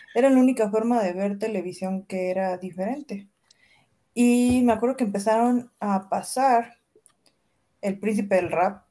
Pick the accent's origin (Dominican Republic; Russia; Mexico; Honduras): Mexico; Veracruz; soy de Veracruz